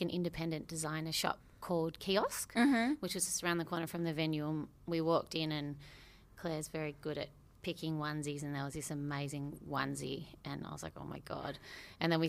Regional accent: Australia; we're from Australia

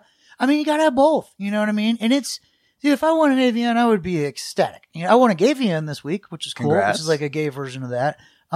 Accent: Michigan, United States; born there; also born or lived in Washington, D.C. / Florida / New Orleans; I was born in Michigan and then DC, Florida, New Orleans, but my parents are from the South in Kansas, so we're kind of, this is a big mix.

